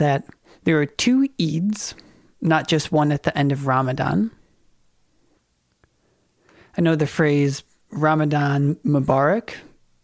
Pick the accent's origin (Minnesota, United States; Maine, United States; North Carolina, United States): Minnesota, United States; I'm from Minnesota